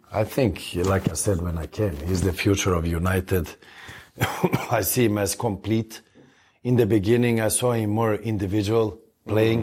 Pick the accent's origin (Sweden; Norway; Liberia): Sweden; moved away as an adult; now in Los Angeles, United States; I come from Sweden